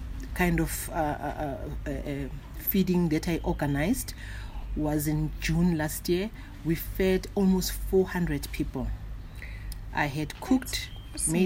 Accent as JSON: {"language": "English", "town": "Soweto", "region": "Gauteng", "country": "South Africa", "tie": "born or raised there", "said": "I grew up in Soweto"}